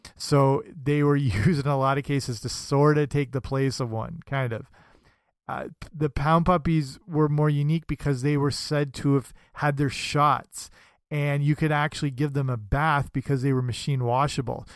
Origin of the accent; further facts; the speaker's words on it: Canada; I'm Canadian, so that makes me very proud of my homeland